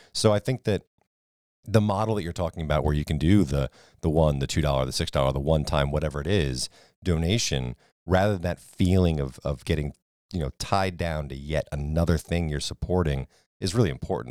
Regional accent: New England, United States; moved away; I grew up in New England

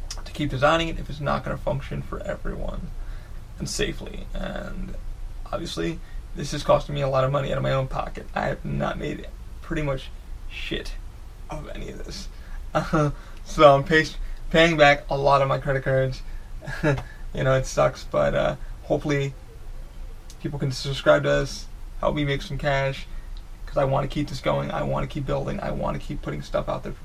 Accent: New York, United States; now in Orlando, United States; I grew up in New York, moved to Orlando

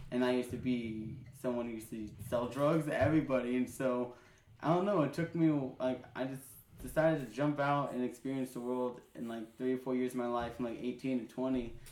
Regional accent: Kazakhstan; And so it's why like if anybody sees me, they don't think I'm Kazakh.

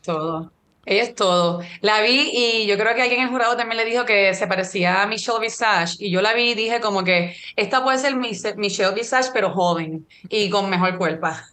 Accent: Puerto Rico; yo que soy de Puerto Rico

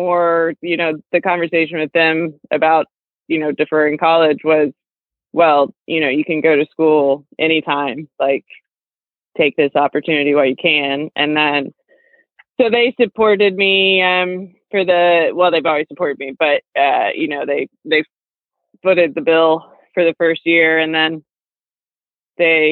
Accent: Southern Illinois, United States; I grew up in the Midwest, Southern Illinois, in a very small country town.

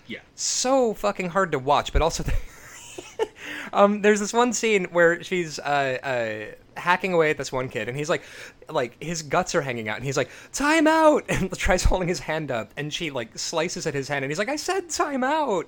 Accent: United States; me as an American

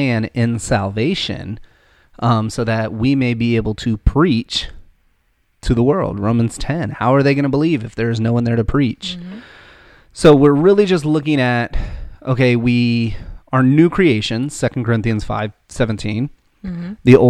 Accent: United States; we're American.

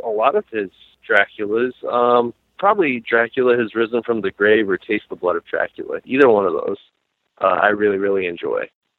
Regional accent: New Mexico, United States; I'm from New Mexico

